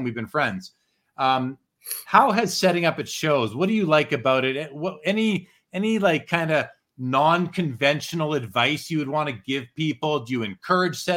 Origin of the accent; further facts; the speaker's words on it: Canada; my home country